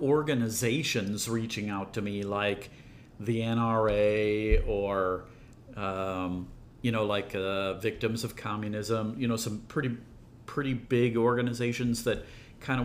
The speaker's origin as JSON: {"language": "English", "region": "Iowa", "country": "United States", "tie": "born or raised there", "moved": "as an adult", "lives_now": "St. Louis, United States", "said": "I'm originally from Iowa. I grew up in the middle of nowhere, which I loved growing up in Iowa."}